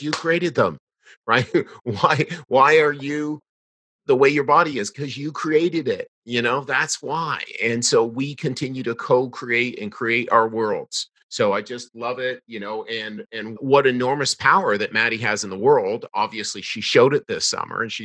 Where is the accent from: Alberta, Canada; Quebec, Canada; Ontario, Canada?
Ontario, Canada; The Blue Mountains; out in the town of Blue Mountains, my hometown